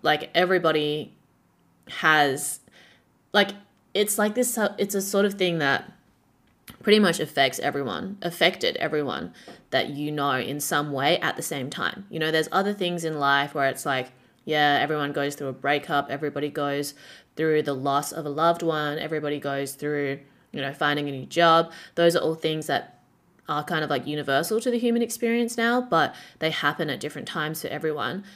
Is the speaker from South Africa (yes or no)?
no; Perth, Western Australia, Australia; moved away as an adult; now in Shanghai, China; when I was growing up in Perth